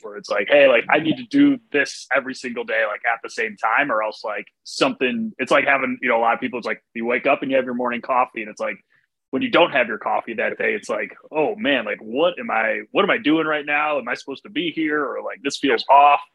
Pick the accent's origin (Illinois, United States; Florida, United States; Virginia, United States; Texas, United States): Illinois, United States; Chicago; moved away as an adult; also born or lived in New York; I grew up around Chicago and then, you know, going to New York at 18